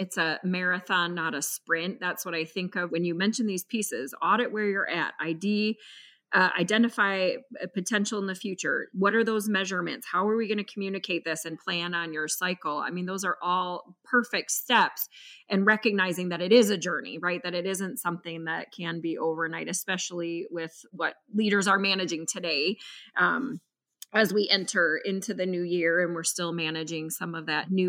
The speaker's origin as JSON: {"language": "English", "region": "Midwest", "country": "United States", "tie": "born or raised there", "said": "I grew up in the Midwest"}